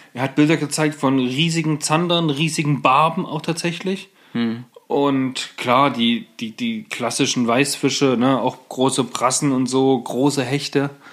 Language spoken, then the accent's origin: German; Germany; bei uns in Deutschland